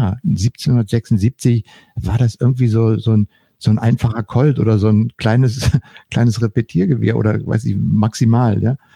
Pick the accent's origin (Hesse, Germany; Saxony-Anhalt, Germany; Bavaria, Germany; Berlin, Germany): Berlin, Germany; ich bin ja in, in Berlin-West aufgewachsen und für uns waren die Amerikaner die Schutzmächte.